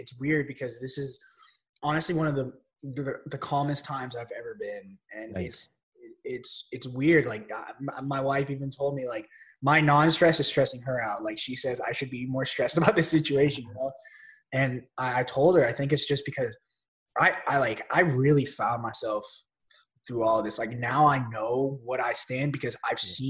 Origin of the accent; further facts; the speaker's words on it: Chicago, Illinois, United States; I was born in Chicago, Illinois.